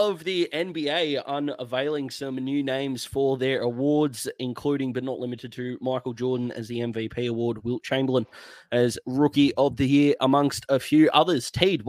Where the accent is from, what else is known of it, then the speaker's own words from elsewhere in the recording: Australia; And as an Australian